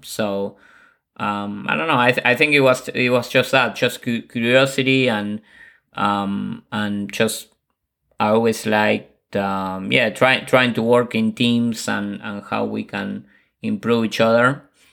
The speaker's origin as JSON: {"language": "English", "region": "Buenos Aires", "country": "Argentina", "moved": "yes", "said": "I'm originally from Buenos Aires, Argentina"}